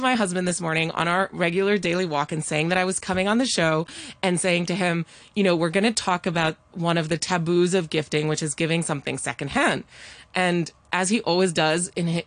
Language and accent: English; Hong Kong; I grew up in Hong Kong